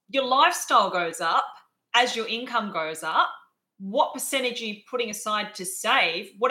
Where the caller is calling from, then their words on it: Adelaide, South Australia, Australia; I'm zooming in from Adelaide, um, but obviously, that's the beauty of technology.